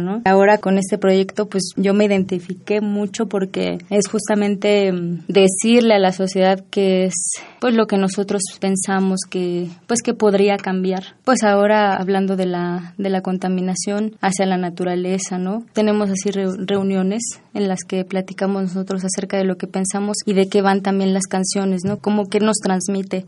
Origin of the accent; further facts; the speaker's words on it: Nezahualcóyotl, State of Mexico, Mexico; Yo soy de Nesa y también en las calles ahí tocamos